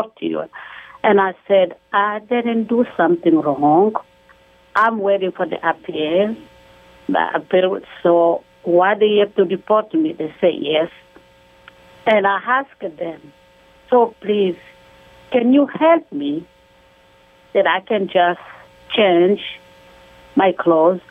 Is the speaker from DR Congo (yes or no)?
yes; DR Congo; moved away as an adult; now in United States; we are from the Congo